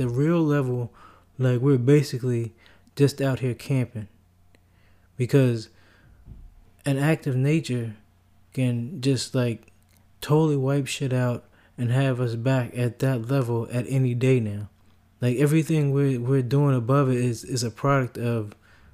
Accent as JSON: {"language": "English", "country": "United States", "said": "as an American, in the United States"}